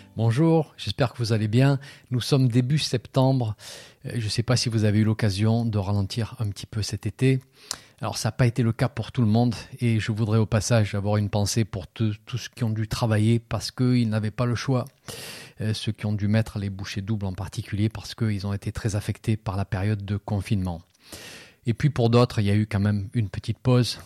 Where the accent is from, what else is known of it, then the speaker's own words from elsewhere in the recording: France; chez nous en France